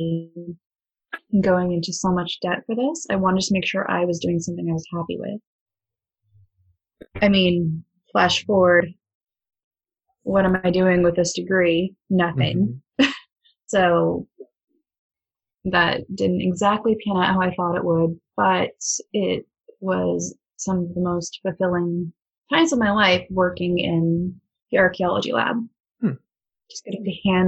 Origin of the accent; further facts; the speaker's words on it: Nebraska, United States; moved away as an adult; also born or lived in Nova Scotia, Canada; now in Halifax, Canada; when I was a kid, I'm originally from Nebraska, middle of nowhere